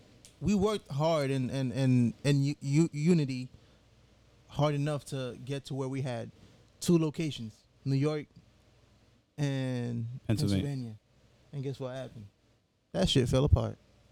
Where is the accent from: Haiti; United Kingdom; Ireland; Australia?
Haiti; also born or lived in United States; I grew up in Haiti and in the U.S.